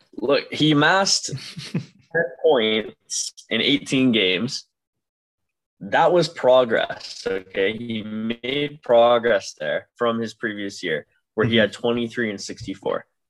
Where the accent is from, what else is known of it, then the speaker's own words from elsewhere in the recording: Cobourg, Ontario, Canada; I have gone and lived in the same town as Owen Beck since uh, I was what two years old.